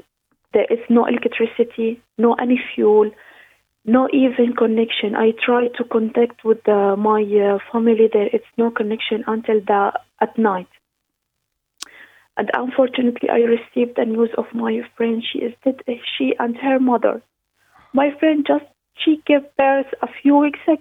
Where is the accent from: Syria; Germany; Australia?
Syria; English is a second language; moved away as an adult; now in Ireland; I'm originally from Syria. I came to Ireland since 2017.